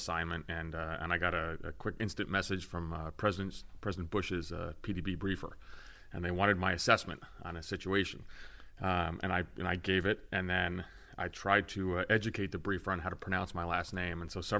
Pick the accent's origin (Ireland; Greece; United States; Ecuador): Greece; born there; I am of Greek descent. I was born in Greece. I've kind of international background. I spent a lot of time, you know, in the summers in the Greek islands